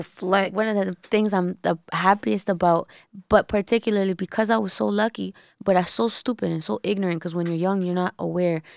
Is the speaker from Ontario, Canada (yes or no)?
yes; Toronto, Ontario, Canada; I was born in Toronto